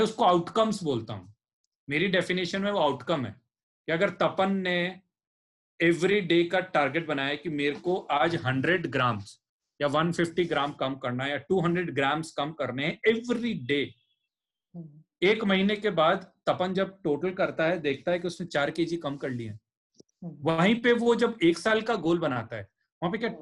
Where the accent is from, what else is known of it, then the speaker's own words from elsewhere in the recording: Rajasthan, India; मैं राजस्थान का